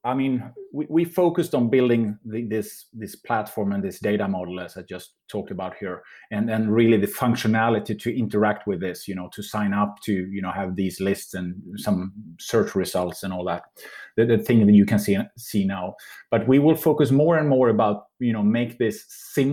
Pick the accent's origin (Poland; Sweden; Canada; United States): Sweden; I'm from Sweden